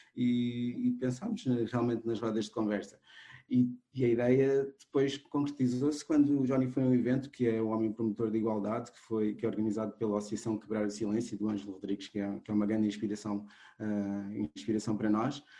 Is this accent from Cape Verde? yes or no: yes; Cape Verde; now in Portugal; eu sou cabo-verdiano, embora agora também já seja português, mas nasci em Cabo Verde.